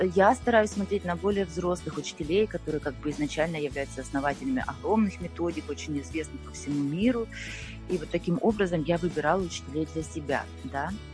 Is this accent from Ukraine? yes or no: yes; Ukraine; moved away as an adult; now in Austria; Я родилась в Украине